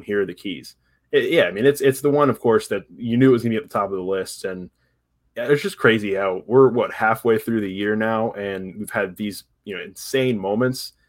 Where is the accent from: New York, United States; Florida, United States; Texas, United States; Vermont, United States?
Florida, United States; Tampa; I grew up in Tampa